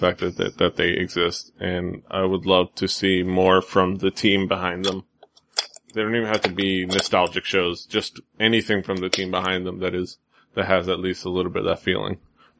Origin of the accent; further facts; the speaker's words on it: Miami, Florida, United States; I'm from Miami.